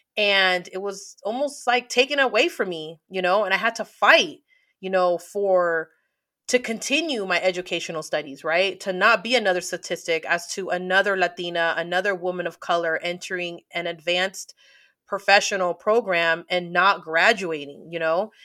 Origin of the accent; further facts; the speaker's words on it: San Francisco, California, United States; I'm from the Bay Area.